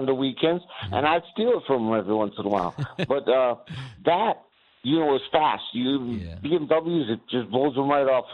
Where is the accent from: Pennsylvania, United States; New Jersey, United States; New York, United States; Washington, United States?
New Jersey, United States; moved away as an adult; now in Durham, United States; I'm from New Jersey originally. I've been here since 2016